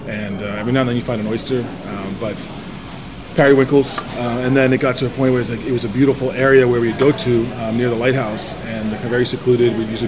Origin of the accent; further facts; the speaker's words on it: Nova Scotia, Canada; born there; Yes, I was born in Nova Scotia on the South Shore. Halifax is 2 hours north of where I was born.